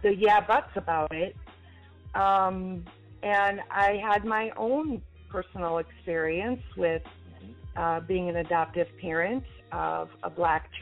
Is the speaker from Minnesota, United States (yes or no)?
yes; Minneapolis, Minnesota, United States; I am born and raised in Minneapolis